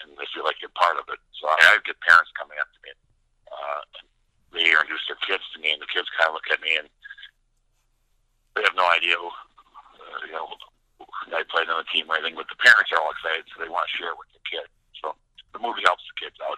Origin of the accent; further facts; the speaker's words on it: Minnesota, United States; I'm from Minnesota. I played for the University of Minnesota Gophers.